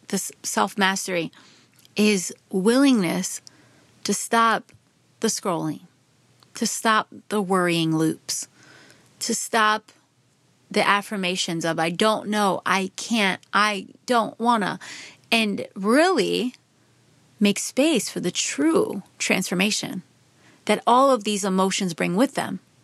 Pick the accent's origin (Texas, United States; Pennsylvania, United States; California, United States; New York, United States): Pennsylvania, United States; Philadelphia suburbs; I grew up in the Philadelphia suburbs, about forty-five minutes outside of Philadelphia